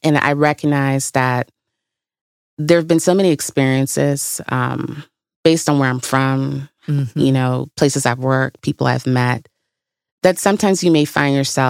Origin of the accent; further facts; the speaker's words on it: Bahamas; moved away as an adult; also born or lived in Tuskegee, Alabama / Detroit / Chicago; Originally the Bahamas.